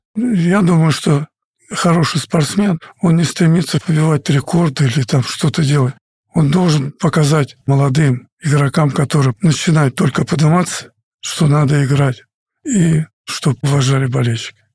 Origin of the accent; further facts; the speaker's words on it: Russia; Мы играли за страну, где ты родился, где мне дали путевку жить